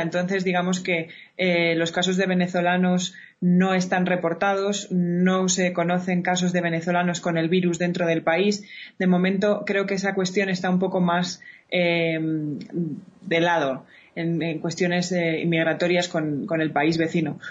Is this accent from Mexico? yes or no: no; Spain; como la española, que nos encanta estar en la calle